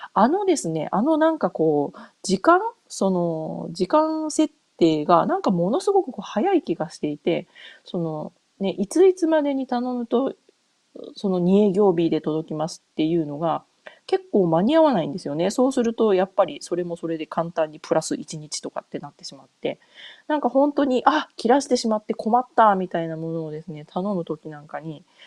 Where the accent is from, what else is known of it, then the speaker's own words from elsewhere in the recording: Japan; now in United States; 日本帰国するたびに